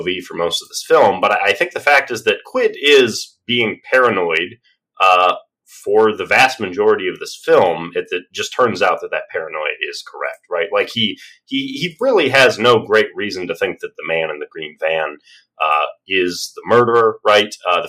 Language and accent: English; Australia; I'm the Australian.